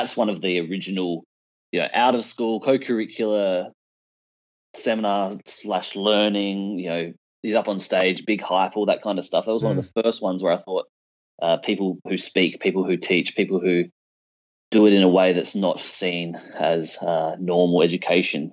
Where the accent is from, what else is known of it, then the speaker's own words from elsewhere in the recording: South Australia, Australia; I'm from South Australia.